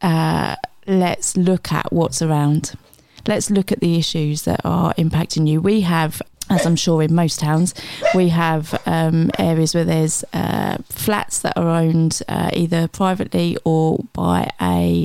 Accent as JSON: {"language": "English", "town": "Gillingham", "region": "South East England", "country": "United Kingdom", "tie": "born or raised there", "said": "I grew up in Gillingham down by the Strand"}